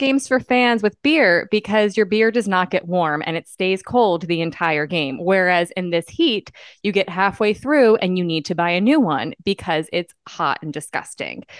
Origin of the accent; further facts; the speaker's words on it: Northeast, United States; moved away; I come from the Northeast, where cold is, like, negatives